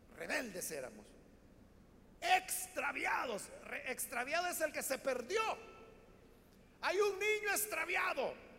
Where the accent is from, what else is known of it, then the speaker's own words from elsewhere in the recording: El Salvador; así es como hablamos los salvadoreños, todos lo hacemos en diminutivo.